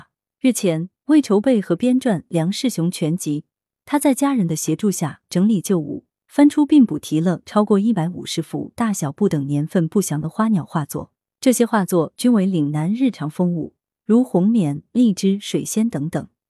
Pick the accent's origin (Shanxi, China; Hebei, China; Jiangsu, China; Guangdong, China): Guangdong, China; Nanhai; 我的家乡在南海的郊区，那里有河涌、荷花、竹林，很有南方水乡的特点。我五六岁开始就看到很多人来家乡写生